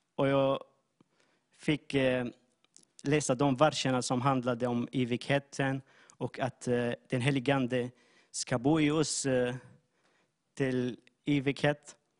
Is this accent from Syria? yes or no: yes; Syria; Swedish is a second language; moved away as an adult; now in Jönköping, Sweden; jag kommer från Syrien. Eh, jag har bott i Sverige i sju